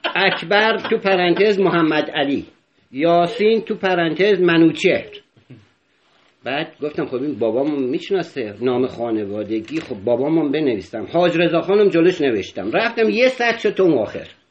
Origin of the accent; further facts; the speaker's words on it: Isfahan, Iran; بچه اصفهان